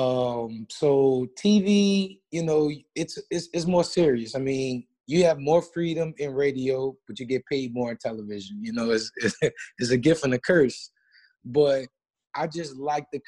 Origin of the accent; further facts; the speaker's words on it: New Orleans, Louisiana, United States; moved away as an adult; also born or lived in Baton Rouge, Louisiana; now in Lafayette, United States; in New Orleans, in my hometown.